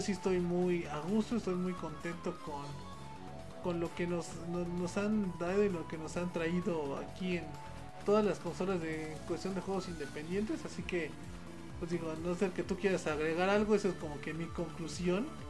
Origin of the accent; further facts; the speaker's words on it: Mexico; porque somos de México y nosotros tenemos pues porque somos mexicanos